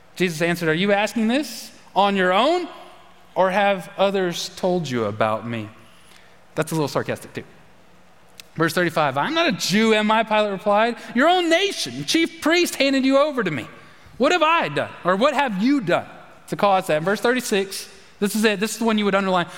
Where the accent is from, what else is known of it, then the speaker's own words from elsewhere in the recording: United States; I'm an American. I'm American